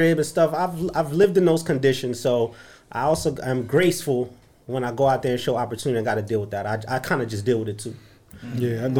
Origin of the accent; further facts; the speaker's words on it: New York City, New York, United States; I'm from Flatbush. I talk with my hands